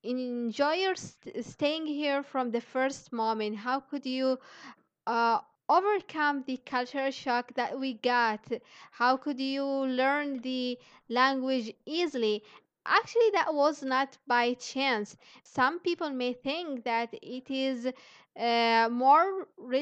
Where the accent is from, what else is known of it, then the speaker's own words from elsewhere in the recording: Yemen; moved away as an adult; also born or lived in Indonesia; I'm from Yemen